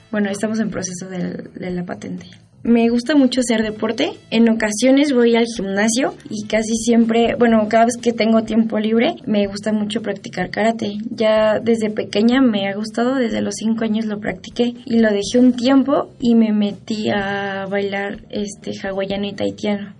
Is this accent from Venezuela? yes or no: no; Mexico City, Mexico; Nací el 3 de mayo del 2000 y nací en la Ciudad de México.